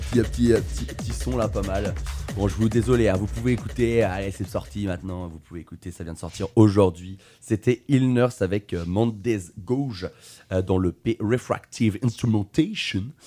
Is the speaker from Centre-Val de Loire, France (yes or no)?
yes; Tours, Centre-Val de Loire, France; je suis de Tours